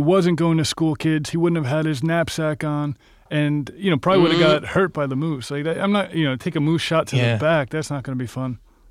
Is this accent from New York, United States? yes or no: yes; Long Island, New York, United States; I grew up on Long Island